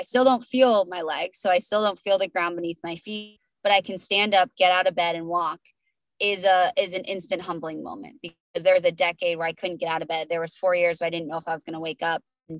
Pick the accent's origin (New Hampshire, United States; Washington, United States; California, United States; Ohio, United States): New Hampshire, United States; Yeah, so I'm from New Hampshire, and then ended up relocating during Dancing with the Stars.